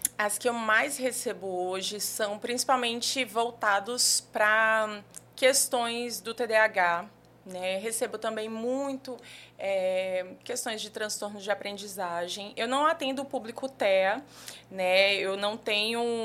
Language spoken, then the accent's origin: Portuguese; João Pessoa, Paraíba, Brazil; moved away as an adult; also born or lived in Brasília; now in João Pessoa, Brazil; sou daqui de João Pessoa mesmo. É, morei aqui até mais ou menos os 18 anos